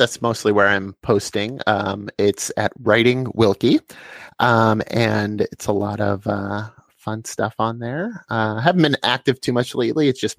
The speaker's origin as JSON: {"language": "English", "region": "Pennsylvania", "country": "United States", "tie": "born or raised there", "said": "I grew up in Pennsylvania in America."}